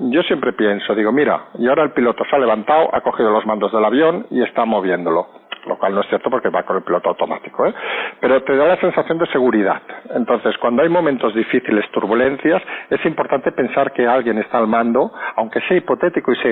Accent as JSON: {"language": "Spanish", "country": "Spain", "said": "que los pasajeros, que somos todos los españoles, creamos, aunque sea falso, que alguien está a los mandos."}